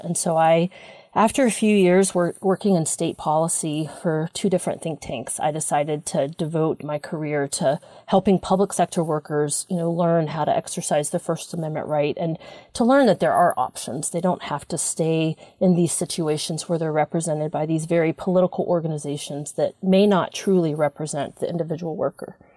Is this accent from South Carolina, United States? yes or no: yes; South Carolina, United States; moved away; also born or lived in California; I, I worked for many years in California, but I was raised in South Carolina